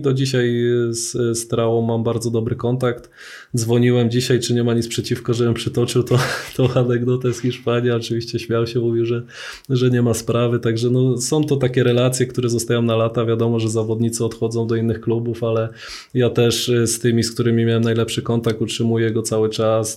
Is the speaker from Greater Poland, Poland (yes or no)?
yes; Poznań, Greater Poland, Poland; wychowałem się na Chrobrego, na Piątkowie w Poznaniu